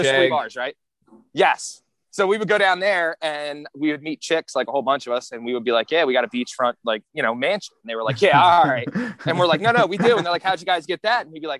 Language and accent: English; North Wales, Pennsylvania, United States; So the kid I grew up with in North Wales